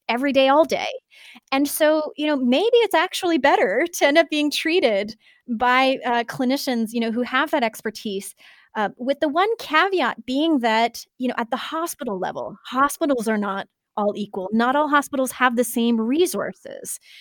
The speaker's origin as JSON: {"language": "English", "country": "Canada", "moved": "yes", "lives_now": "United States", "said": "both being Canadian"}